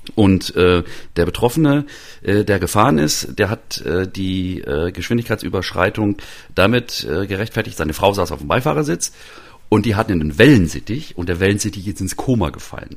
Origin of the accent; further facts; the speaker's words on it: Mecklenburg-Vorpommern, Germany; moved away; also born or lived in Halle; in meiner Mecklenburger Heimat